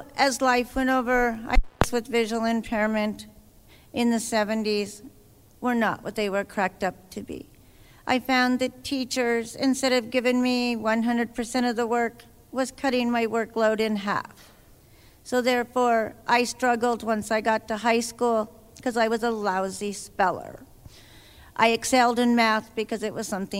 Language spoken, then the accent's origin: English; Idaho, United States; I'm from Idaho